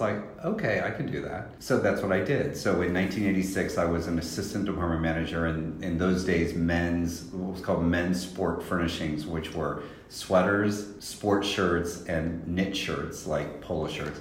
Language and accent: English; Salina, Kansas, United States; my hometown in Salina, Kansas.